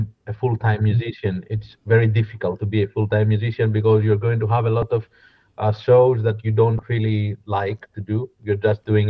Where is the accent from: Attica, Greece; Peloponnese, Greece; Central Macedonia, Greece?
Peloponnese, Greece; Koroni; English is a second language; also born or lived in Kalamata, Greece; now in Athens, Greece; I was raised until the age of 12 to a fishing village in Koroni